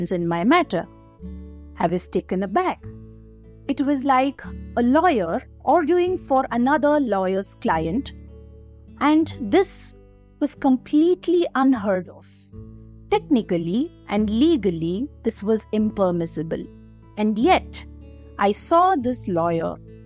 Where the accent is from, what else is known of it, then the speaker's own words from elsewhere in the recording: Bangalore, Karnataka, India; I am from Bangalore and not from West Bengal